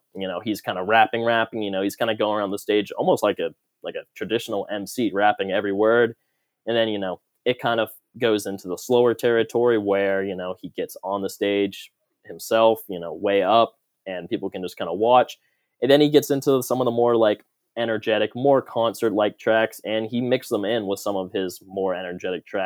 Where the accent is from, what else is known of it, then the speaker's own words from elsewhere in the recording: North Carolina, United States; I'm from North Carolina